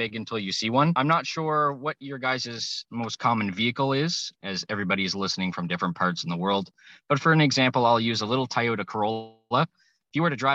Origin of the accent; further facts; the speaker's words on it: Moncton, New Brunswick, Canada; I am from New Brunswick, Moncton, New Brunswick, big old city here of about a couple thousand people.